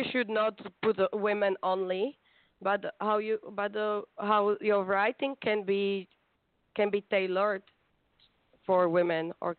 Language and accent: English; Bratislava, Bratislava Region, Slovakia; English is a second language; moved away as an adult; now in Amsterdam, Netherlands; I am from Bratislava.